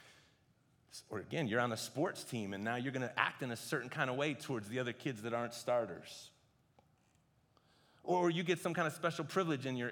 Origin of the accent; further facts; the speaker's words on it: United States; I'm an American